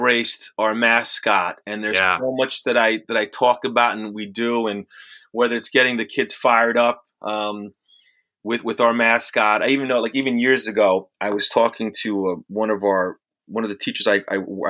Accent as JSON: {"language": "English", "region": "the suburbs of New York", "country": "United States", "tie": "born or raised there", "also_born_or_lived": "Italy / Bronx, New York", "said": "I was born in Italy, came here when I was a couple years old, started in the Bronx. And then from there, we moved to the suburbs"}